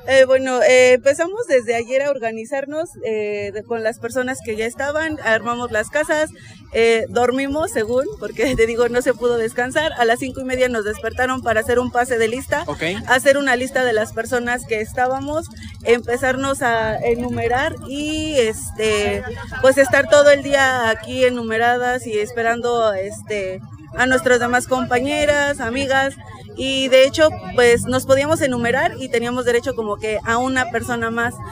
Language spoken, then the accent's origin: Spanish; Hidalgo, Mexico; venimos del estado de Hidalgo